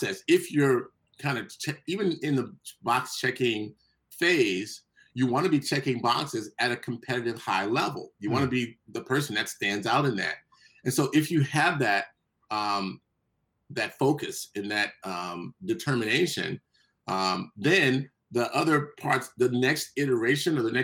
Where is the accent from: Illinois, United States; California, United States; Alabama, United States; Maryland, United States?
California, United States; Compton; also born or lived in Lynwood, California; I grew up in Compton and Linwood